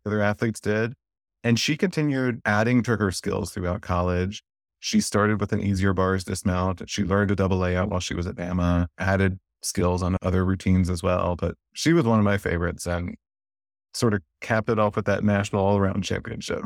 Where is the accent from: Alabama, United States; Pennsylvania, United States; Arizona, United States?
Alabama, United States; North; I grew up in North Alabama